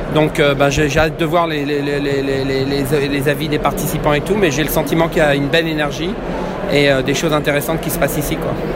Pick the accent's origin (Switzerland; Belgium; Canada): Canada; Quebec; je suis du Québec